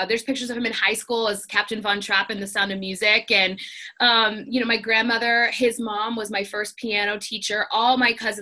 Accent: Georgia, United States; also born or lived in Houston, Texas; now in Nashville, United States; I grew up in Georgia. I was actually born in Texas. We did not live there very long.

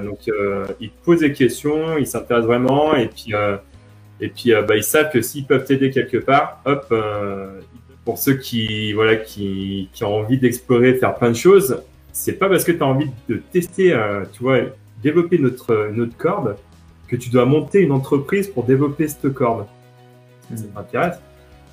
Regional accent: France; j'ai grandi essentiellement en France

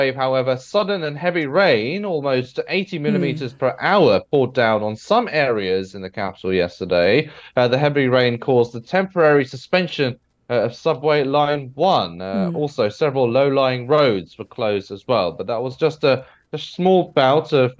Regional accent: United Kingdom; me being British

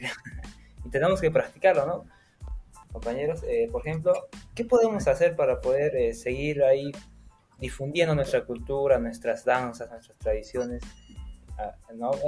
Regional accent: Puno, Peru; also born or lived in Sandia, Puno; yo soy de Puno

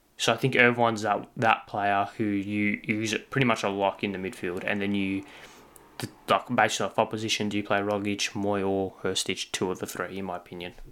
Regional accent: Australia; as an Australian football fan

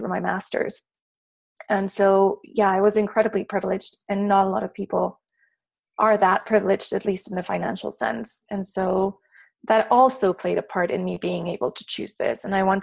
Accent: Mexico City, Mexico; I was born and raised in Mexico City. And with the exception of a few months doing externships here and there, I have never lived anywhere else.

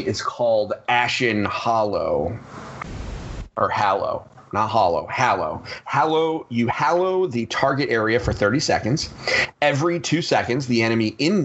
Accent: Connecticut, United States; we're from Connecticut

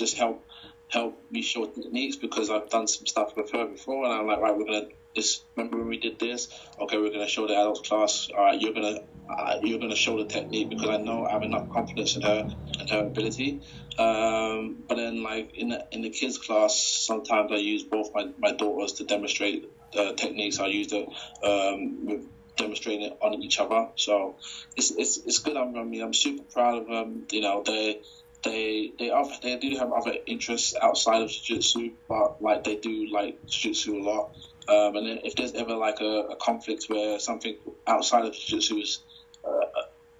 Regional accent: United Kingdom; representing my country

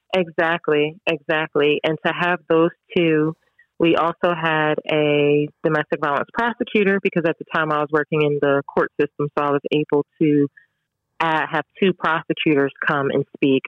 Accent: New Jersey, United States; growing up in Jersey

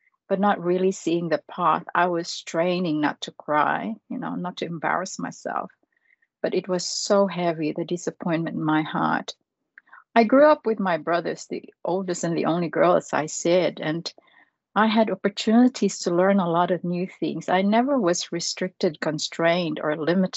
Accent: Philippines; now in Australia; I was born in the Philippines

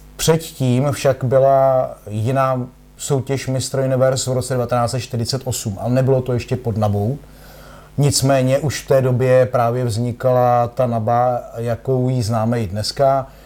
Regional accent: Czechia; byl jsem tuctový závodník z České republiky

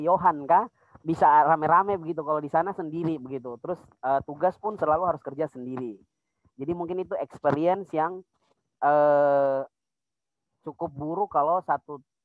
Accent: Pegunungan Bintang Regency, Highland Papua, Indonesia; moved away as an adult; now in Jayapura, Indonesia; saya dari Kabupaten Pegunungan Bintang. Tapi sekarang sedang berkuliah di Kota Jayapura

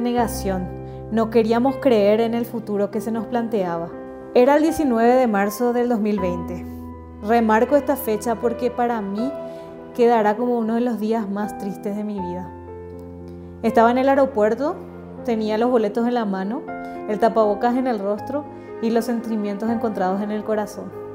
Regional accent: Paraguay; moved away as an adult; now in Mexico; soy una paraguaya residiendo en México

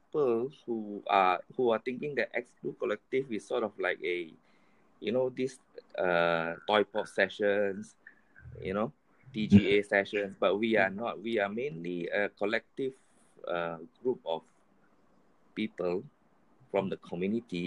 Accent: Taiping, Perak, Malaysia; I'm from Perak. And I'm in a town called Taiping

